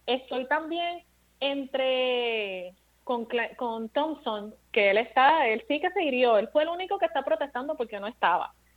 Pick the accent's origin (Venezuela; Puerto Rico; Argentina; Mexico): Puerto Rico; Bayamón; moved away; also born or lived in Caguas, Puerto Rico; Mi pueblo es Bayamón después de Caguas, porque yo me crié entre, Caguas y Bayamón